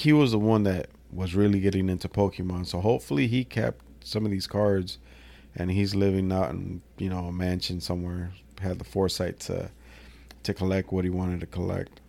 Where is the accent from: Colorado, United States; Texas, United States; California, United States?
California, United States; Salinas; I'm from Salinas